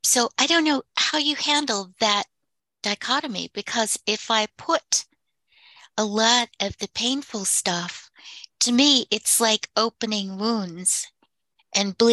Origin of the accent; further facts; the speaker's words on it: United States; moved away as an adult; I was a master sergeant's daughter from the res, who was brought up very strictly